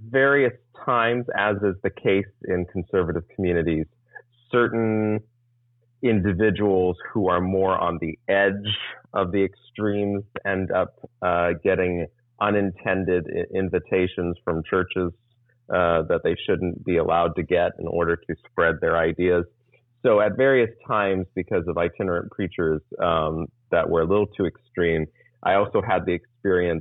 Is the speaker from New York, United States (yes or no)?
no; San Diego, California, United States; also born or lived in Texas / Florida; I've lived in Southern California and San Diego County, or San Diego proper, for pretty much from the age of 7 or 8 onwards. So I consider myself a Californian.